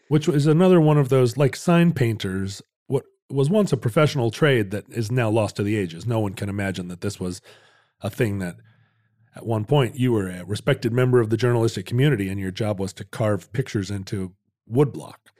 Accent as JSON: {"language": "English", "region": "the West", "country": "United States", "tie": "born or raised there", "said": "growing up in the West"}